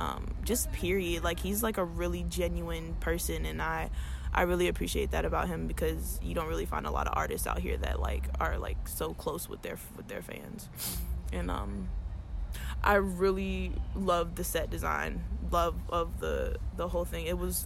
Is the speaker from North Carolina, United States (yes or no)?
yes; Raleigh, North Carolina, United States